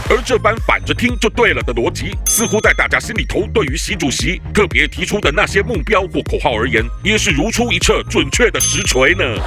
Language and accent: Chinese; Jiangsu, China; 我老家江苏